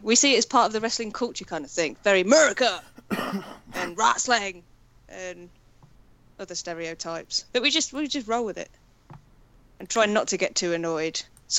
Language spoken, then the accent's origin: English; United Kingdom; being British